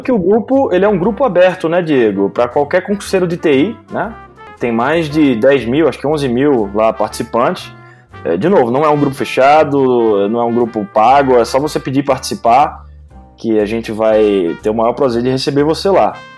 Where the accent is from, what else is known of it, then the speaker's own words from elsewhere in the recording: Recife, Pernambuco, Brazil; Eu sou pernambucano de Recife